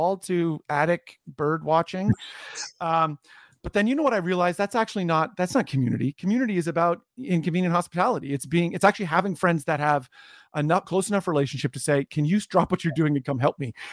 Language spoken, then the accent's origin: English; Canada; also born or lived in New Jersey; I'm born and raised in Canada, worked here a bunch, have spent a lot of time in the States.